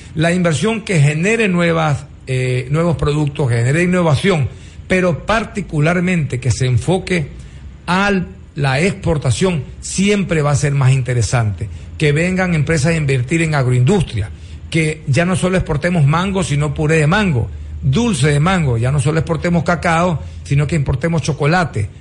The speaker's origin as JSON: {"language": "Spanish", "country": "Ecuador", "said": "esperamos de todas maneras todos los ecuatorianos"}